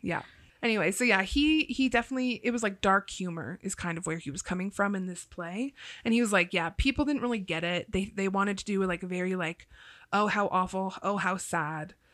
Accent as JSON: {"language": "English", "region": "Ohio", "country": "United States", "said": "I'm from Ohio"}